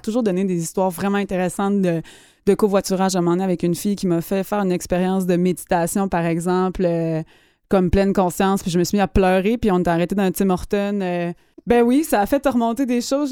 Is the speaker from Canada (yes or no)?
yes; Gaspésie, Quebec, Canada; moved away as an adult; je viens de la Gaspésie